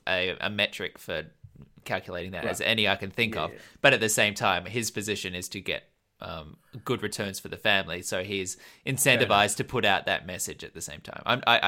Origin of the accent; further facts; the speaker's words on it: Australia; accent: Australian; Why? Do you think my Australian accent is still very Australian?